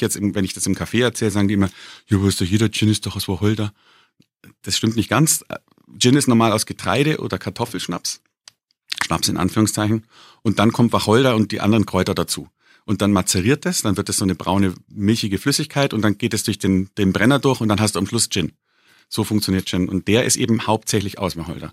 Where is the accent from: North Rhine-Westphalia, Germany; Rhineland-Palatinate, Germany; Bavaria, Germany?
Bavaria, Germany; gerade als Bayer und als Bierliebhaber